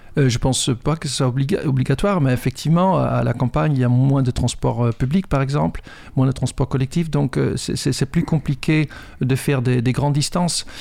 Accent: Netherlands; French is a second language; moved away as an adult; now in France; Je suis un Hollandais, j'ai été programmé là-bas et je viens avec une programmation, un logiciel hollandais dans la tête

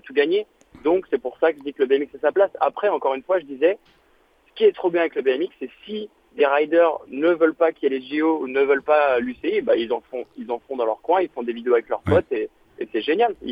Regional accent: Paris, Île-de-France, France; also born or lived in New York, United States; je viens de Paris

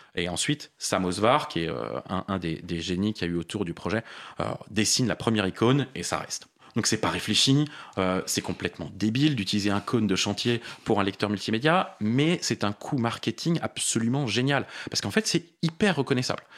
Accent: Paris, Île-de-France, France; born or raised there

